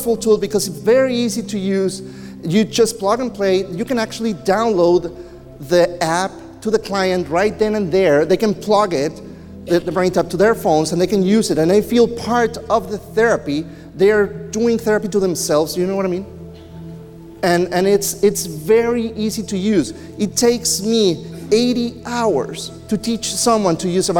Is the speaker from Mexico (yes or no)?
yes; Mexico; I grew up in Mexico